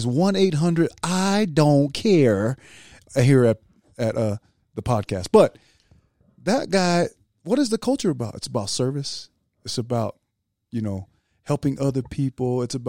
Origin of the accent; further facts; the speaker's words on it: United States; I'll say Tonga because I'm an American